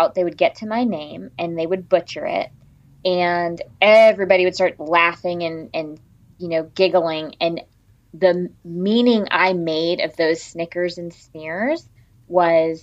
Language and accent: English; Connecticut, United States; I grew up in a small town in Connecticut